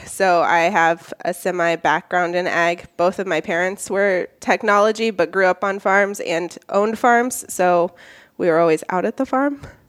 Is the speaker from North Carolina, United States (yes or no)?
no; Indianola, Iowa, United States; I am from the Indianola, Iowa area. So I live just northeast of Indianola, out on a family farm with my husband and kids.